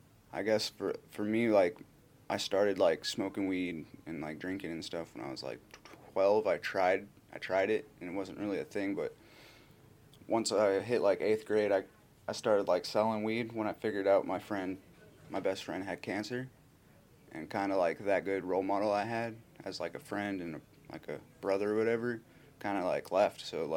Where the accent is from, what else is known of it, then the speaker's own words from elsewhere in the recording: Anchorage, Alaska, United States; I was born in Anchorage. I don't really remember my first 5 years of my life.